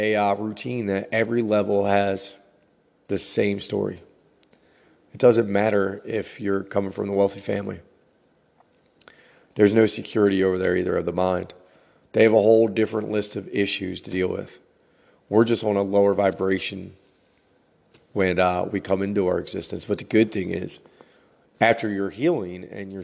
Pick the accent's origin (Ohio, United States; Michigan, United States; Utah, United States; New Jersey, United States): New Jersey, United States; growing up in New Jersey